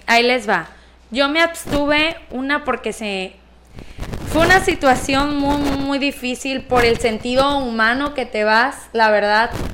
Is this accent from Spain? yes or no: no; Escuinapa, Sinaloa, Mexico; yo nací aquí en Escuinapa, entonces yo veía mi municipio que carecía de todo